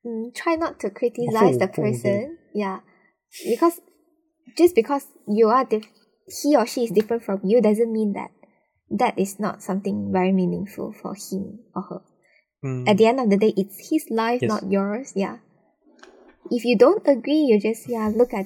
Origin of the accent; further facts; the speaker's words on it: Malaysia; growing up in Malaysia, because we have three main races